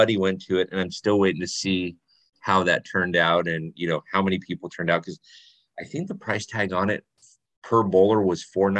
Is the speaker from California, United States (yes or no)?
yes; LA area, California, United States; born or raised there